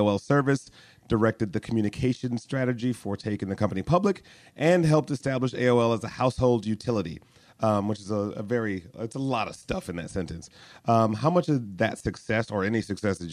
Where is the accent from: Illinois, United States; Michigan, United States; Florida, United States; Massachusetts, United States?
Michigan, United States; Detroit; moved away; I grew up in Detroit